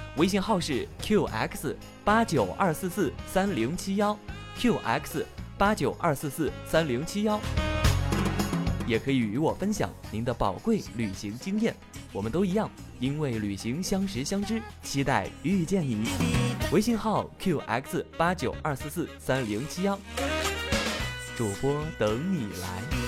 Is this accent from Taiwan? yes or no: no; China; 我们是来自中国